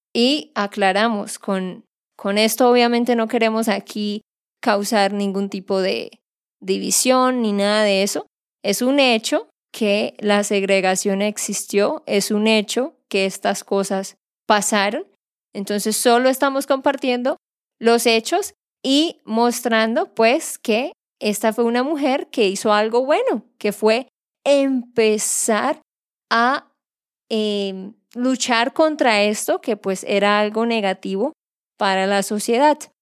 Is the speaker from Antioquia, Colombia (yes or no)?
no; Santander, Colombia; de Santander, Colombia